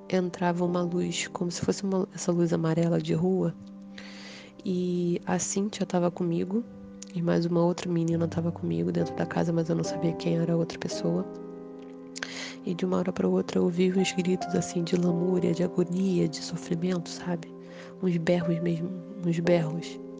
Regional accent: Rio de Janeiro, Brazil; eu sou aqui do Rio de Janeiro e vim contar é, a última experiência espiritual

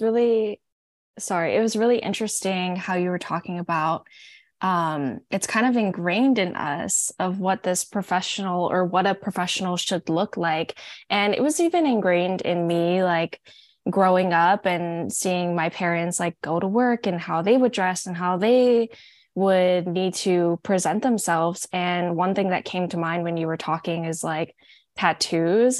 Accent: Hawaii, United States; now in Oregon, United States; I'm from Hawaii

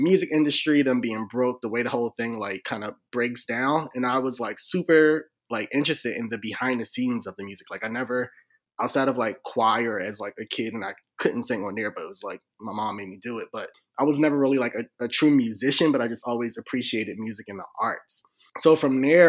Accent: Philadelphia, Pennsylvania, United States; now in DMV area, United States; I'm from Philly.

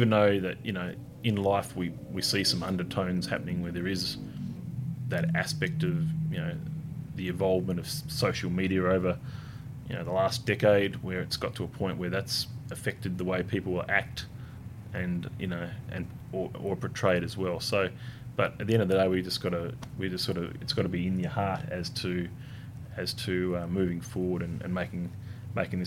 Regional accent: Hobart, Tasmania, Australia; I was born in Hobart. It's a beautiful place

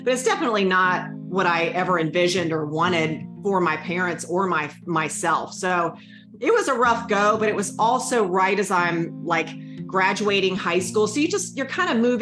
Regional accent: North Carolina, United States; accent: thick Southern; now in Winston-Salem, United States; I am from North Carolina. I've pretty much lived in the South my whole life, hence the thick accent.

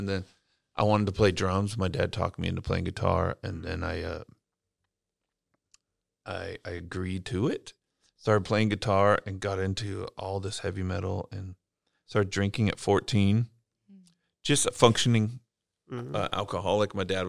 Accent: Bakersfield, California, United States; I grew up in Bakersfield, California, home of … and Hee Haw country music.

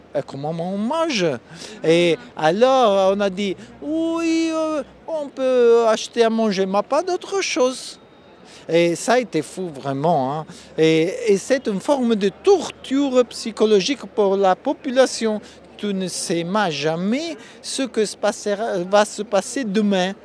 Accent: Italy; French is a second language; je viens de l'Italie

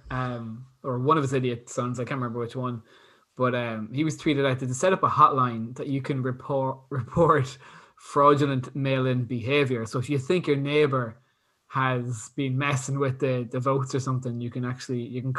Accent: Brazil; English is a second language; Um, I grew up in Brazil. We have our results two after or two hours after the polls close. Uh, so that's how quick it is in Brazil.

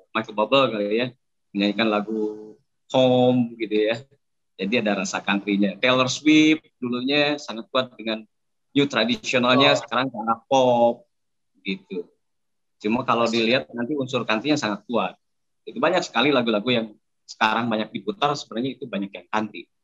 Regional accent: Indonesia; karena saya dibesarkan di Indonesia dulu zaman dulu untuk

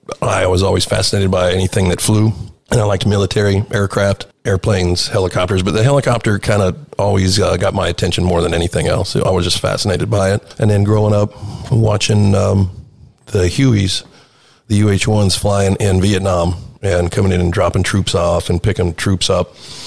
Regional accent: Manteca, California, United States; I born and raised in Manteca, California, and graduated from Manteca High in 1989.

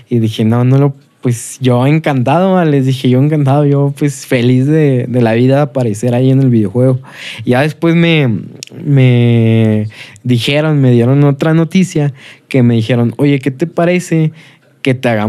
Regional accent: Saltillo, Coahuila, Mexico; soy de aquí

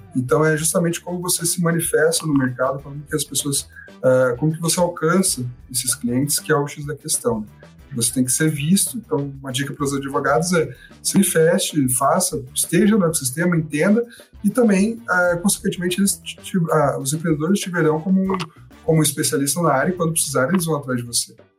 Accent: Curitiba, Paraná, Brazil; eu sou curitibano, tô, moro aqui em Curitiba

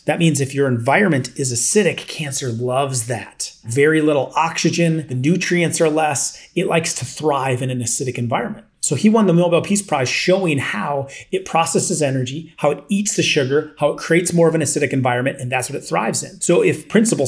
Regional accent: Iowa, United States; as I grew up a kid in Iowa, I worked a lot of construction

